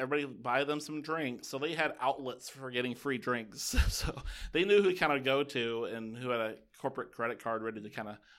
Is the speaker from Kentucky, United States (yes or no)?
yes; Kentucky, United States; I'm from Kentucky.